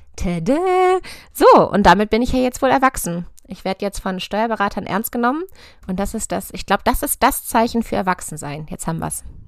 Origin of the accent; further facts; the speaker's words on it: near Hannover, Lower Saxony, Germany; also born or lived in Göttingen; Ich komme aus der Nähe von Hannover, von einem konventionellen Ackerbaubetrieb